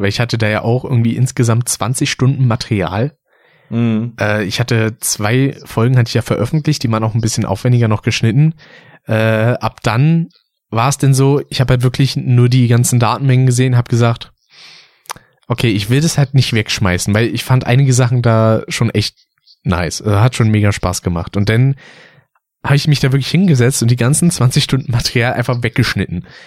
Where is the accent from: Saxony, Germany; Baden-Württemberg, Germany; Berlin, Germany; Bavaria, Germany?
Berlin, Germany; Wenn man aufgewachsen ist in Berlin